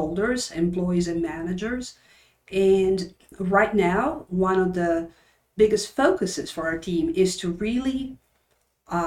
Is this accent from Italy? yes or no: yes; Turin, Piedmont, Italy; moved away; I was born and raised in Turin, Italy, in the northwestern corner, close to the French border.